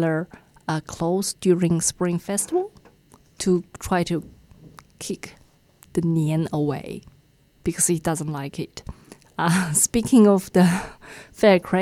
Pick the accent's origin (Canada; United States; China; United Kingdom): China; now in New Zealand; in China, especially, I think in my hometown, my dad is a lover of the big red ones